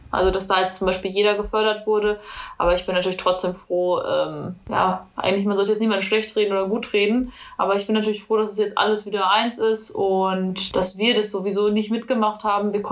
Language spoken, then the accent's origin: German; North Rhine-Westphalia, Germany; Also, ich komme aus NRW, also ich habe gelebt zwischen Schalke und Dortmund.